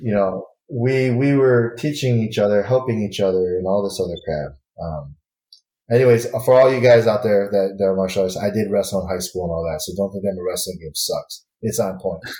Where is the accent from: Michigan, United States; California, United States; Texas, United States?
Michigan, United States; moved away; I, am born and raised in Michigan